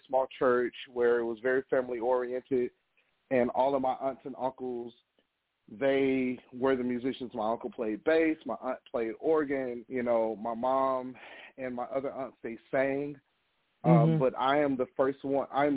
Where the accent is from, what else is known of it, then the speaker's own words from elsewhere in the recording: Miami, Florida, United States; now in Atlanta, United States; born and raised in Miami, Florida